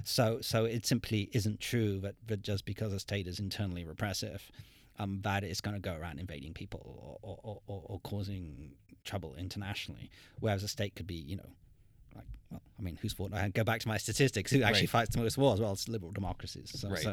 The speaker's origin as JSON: {"language": "English", "town": "Montreal", "region": "Quebec", "country": "Canada", "tie": "born there", "said": "I was born in Montreal. My parents lived in Montreal at the time."}